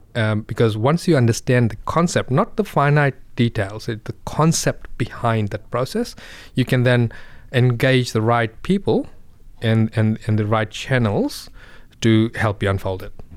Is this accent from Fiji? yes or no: yes; Fiji; moved away; I come from Fiji